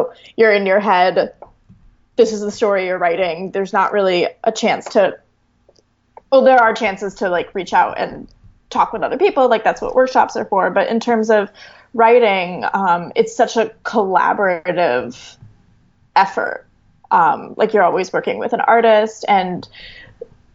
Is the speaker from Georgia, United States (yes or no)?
no; Chicago, Illinois, United States; moved away as an adult; also born or lived in New York; I wanted to come back to Chicago because I grew up here and my family is still here.